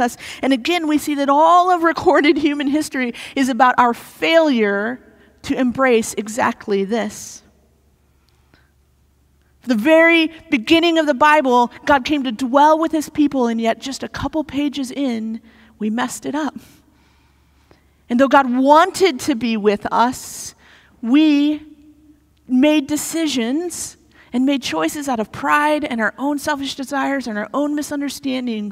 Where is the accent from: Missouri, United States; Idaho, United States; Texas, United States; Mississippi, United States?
Missouri, United States; moved away; I grew up in Missouri